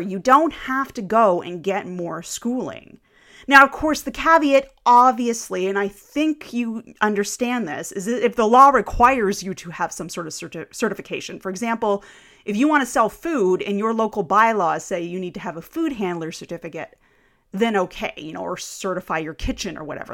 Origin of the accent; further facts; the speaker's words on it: Canada; I am Canadian